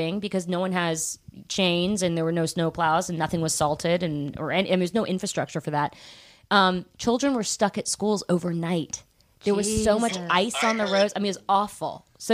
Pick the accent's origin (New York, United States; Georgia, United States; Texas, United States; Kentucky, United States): Georgia, United States; Atlanta; moved away; It's my hometown.